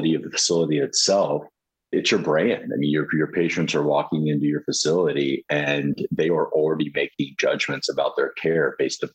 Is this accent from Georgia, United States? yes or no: yes; Atlanta, Georgia, United States; So I'm originally from Atlanta, Georgia